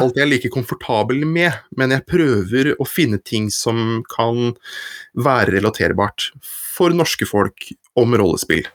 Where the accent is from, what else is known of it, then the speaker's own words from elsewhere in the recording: Horten, Vestfold, Norway; moved away as an adult; now in Oslo, Norway; Jeg kommer fra Horten, jeg, i Vestfold